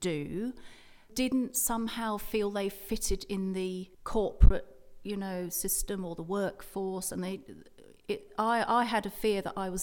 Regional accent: England, United Kingdom; now in Perth; I was brought up in a rectory, which in England is a sort of house for vicars

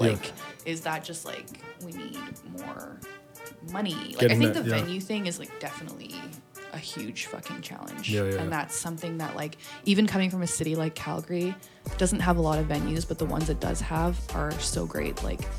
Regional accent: Hong Kong; also born or lived in England; I was born in England, and so a lot of my family still lives over there. So my older brother lives there now. I went there a lot, like, as a kid, like, living in Hong Kong.

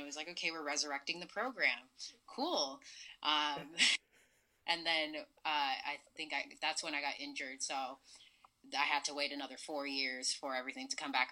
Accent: Mississauga, Ontario, Canada; I'm born and raised in Mississauga, Ontario

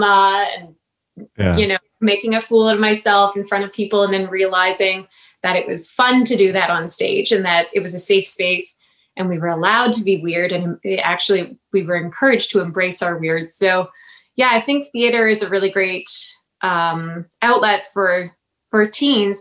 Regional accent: Sault Ste. Marie, Ontario, Canada; also born or lived in Toronto; my hometown in Sault Ste. Marie

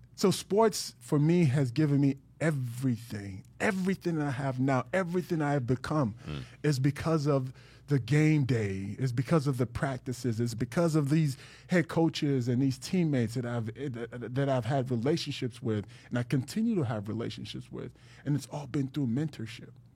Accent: Dallas, Texas, United States; moved away as an adult; also born or lived in Jacksonville / Miami; now in South Florida, United States; I was from Dallas

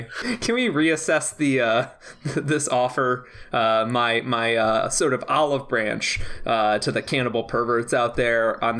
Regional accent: Naperville, Illinois, United States; my hometown of Naperville, Illinois

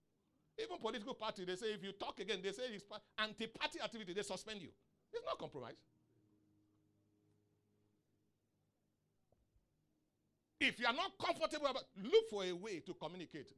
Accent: Nigeria

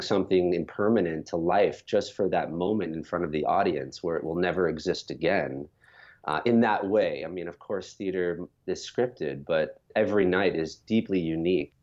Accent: New York, United States; I grew up in New York. As a child, I was living in the suburbs

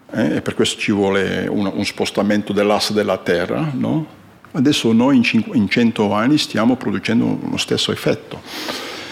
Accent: Flanders, Belgium; Italian is a second language; moved away as an adult; also born or lived in northern Italy; now in Italy; sono fiammingo, sono belga e sono arrivato qui, eh, nord dell'Italia vent'anni fa, più di vent'anni fa. Quindi un po' di italiano parlo

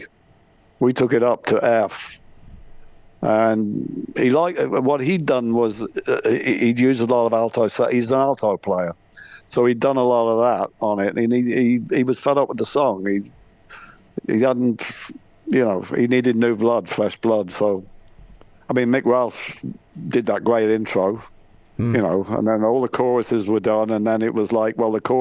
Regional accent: Scotland, United Kingdom; I'm Scottish

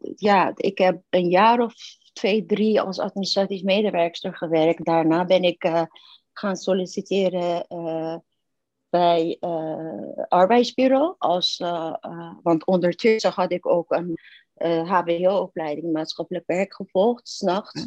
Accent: Iran; Dutch is a second language; moved away as an adult; also born or lived in Turkey; now in Netherlands; ik ben in Iran geboren in toenmalig paradijs op aarde.

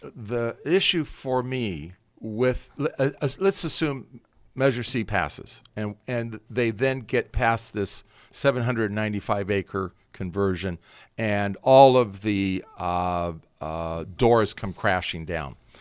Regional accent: Santa Monica, California, United States; moved away as an adult; also born or lived in Berkeley / Napa Valley; I grew up in Southern, Southern California, Santa Monica.

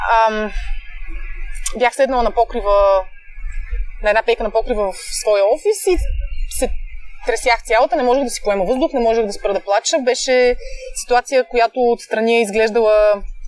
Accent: Pleven, Pleven Province, Bulgaria; also born or lived in Blagoevgrad; now in Sofia, Bulgaria; аз съм от Плевен, учила съм в Благоевград

